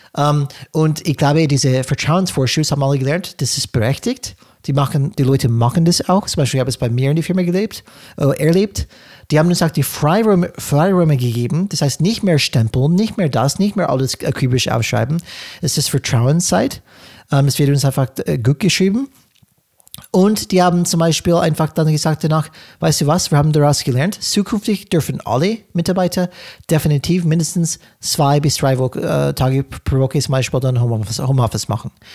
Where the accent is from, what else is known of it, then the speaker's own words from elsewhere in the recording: California, United States; German is a second language; moved away; ich komme aus Kalifornien.